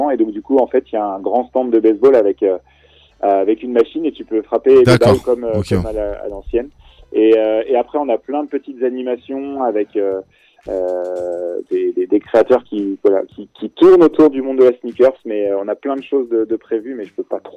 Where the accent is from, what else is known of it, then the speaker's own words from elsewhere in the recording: Angers, Pays de la Loire, France; born there; faire un événement à Angers parce que je suis né là-bas, dans le Maine-et-Loire